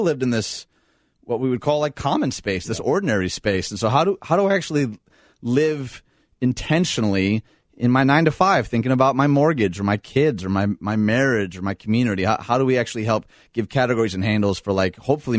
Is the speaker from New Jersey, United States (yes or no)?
no; Detroit, Michigan, United States; moved away as an adult; now in Chicago, United States; I grew up outside Detroit to two lovely parents.